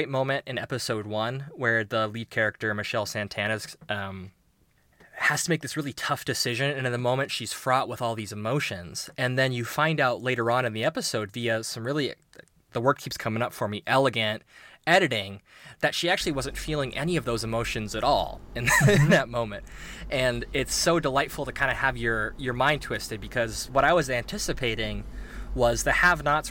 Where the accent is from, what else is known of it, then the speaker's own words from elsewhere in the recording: United States; being an American citizen